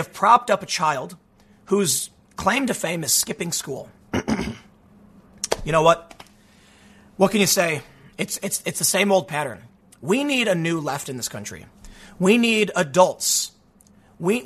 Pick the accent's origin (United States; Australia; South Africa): United States; Chicago, Illinois; growing up on the South Side